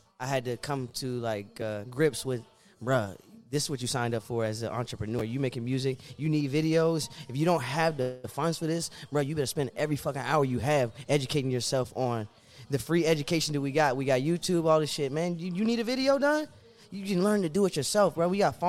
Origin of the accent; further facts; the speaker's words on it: Fairfax, Virginia, United States; also born or lived in Woodbridge / Fredericksburg / Stafford / Burke; Well, bro, I'm from Fairfax. Because that's where I live, like, long enough to actually make friends and shit.